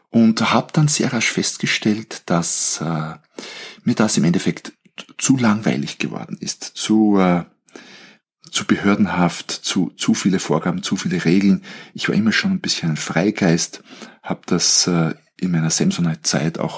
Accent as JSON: {"language": "German", "country": "Austria", "said": "Ich bin Österreicher, ich bin gelernter Betriebswirt, ich habe in Wien Wirtschaft studiert"}